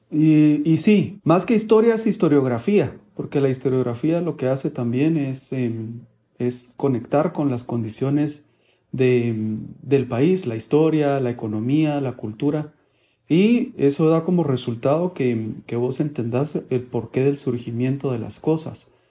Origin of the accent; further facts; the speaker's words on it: Guatemala City, Guatemala Department, Guatemala; also born or lived in Buenos Aires, Argentina; de la ciudad de Guatemala